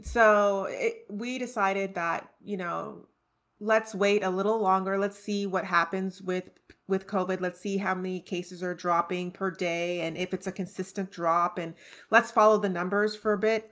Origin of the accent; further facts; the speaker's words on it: Pointe-Claire, Quebec, Canada; moved away as an adult; also born or lived in Trinidad; now in Orange Park, United States; I grew up in Point Claire in the suburbs